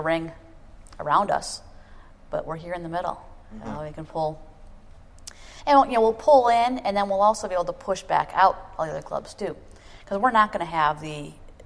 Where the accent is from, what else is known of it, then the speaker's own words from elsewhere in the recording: Detroit, Michigan, United States; moved away as an adult; now in Minneapolis, United States; I grew up in Detroit